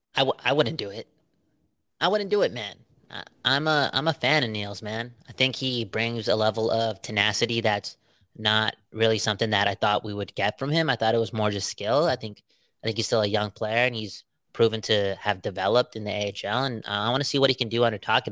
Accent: Surrey, British Columbia, Canada; We're from Surrey

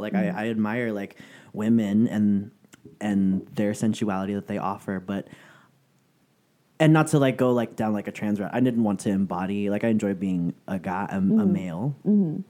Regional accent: San Francisco, California, United States; moved away as an adult; now in Southern California, United States; I'm originally from San Francisco, and it wasn't until I moved to Southern California. Because I moved down here in 2006, it was originally for school.

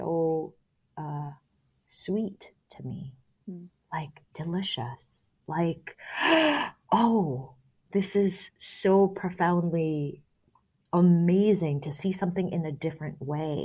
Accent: Singapore; now in United States; So I grew up in Singapore, and then I also grew up as a very conservative Christian

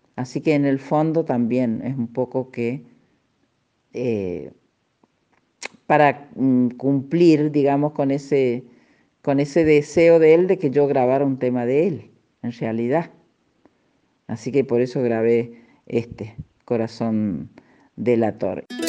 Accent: Villa Tulumba, Córdoba, Argentina; moved away; also born or lived in Buenos Aires; este paisaje que me vio nacer y yo disfruté mucho en él

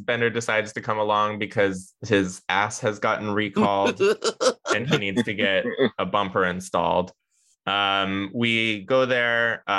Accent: Seattle, Washington, United States; We're all from Seattle. Do we remember the horrible Vern Funk commercials?

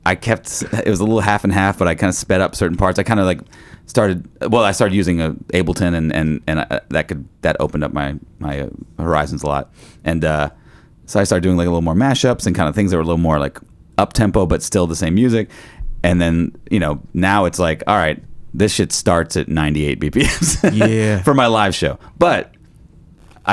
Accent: United States; as an American

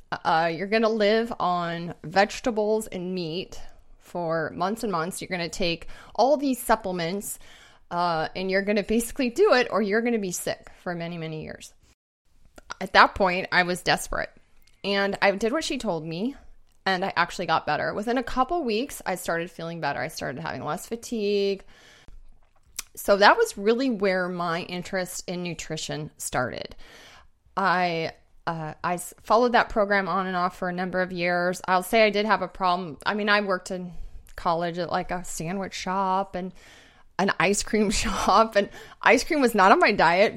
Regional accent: Bozeman, Montana, United States; moved away; also born or lived in Seattle; I grew up in Bozeman, Montana

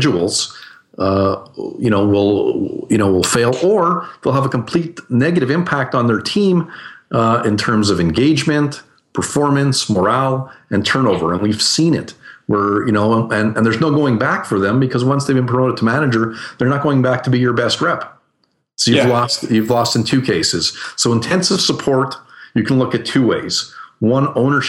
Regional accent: Canada; I'm Canadian

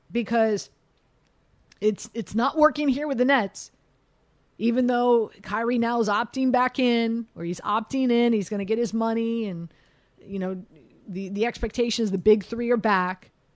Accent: Miami, Florida, United States; being born and raised in Miami, loving the Miami Heat

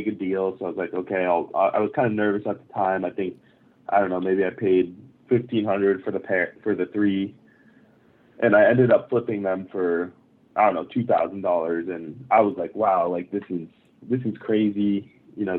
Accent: Japan; moved away; I grew up in Japan

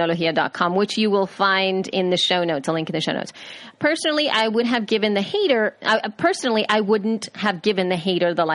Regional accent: El Salvador; I am from El Salvador.

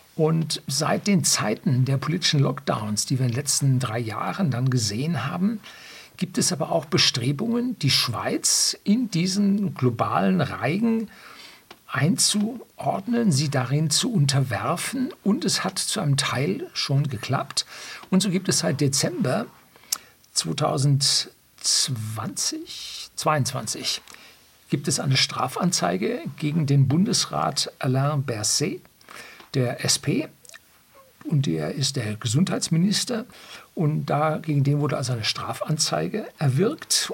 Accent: Germany; bei uns in Deutschland

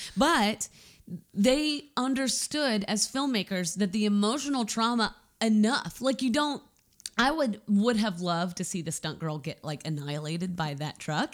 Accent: United States; I'm an American.

